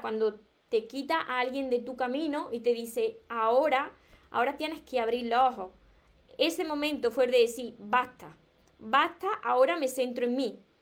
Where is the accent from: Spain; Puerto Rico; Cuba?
Spain; Córdoba, Andalusia; pero Córdoba de España, porque yo soy de Córdoba